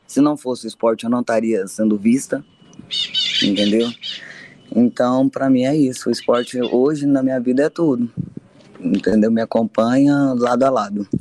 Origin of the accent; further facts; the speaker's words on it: Goianésia, Goiás, Brazil; now in Anápolis, Brazil; eu nasci em Goianésia, mas eu sou residente em Anápolis, represento Anápolis, Goiás. Eu tô aqui há bastante tempo